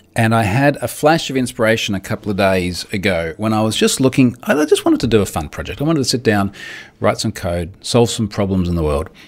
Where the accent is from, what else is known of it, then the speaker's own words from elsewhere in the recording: Australia; I'm Australian